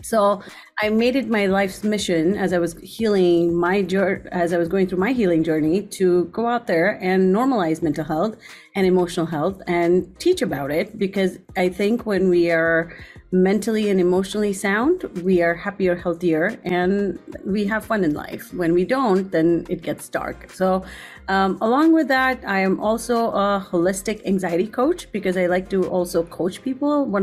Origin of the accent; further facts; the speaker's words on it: India; moved away as an adult; I grew up there for 18 years, and my parents still live there. My whole family still lives there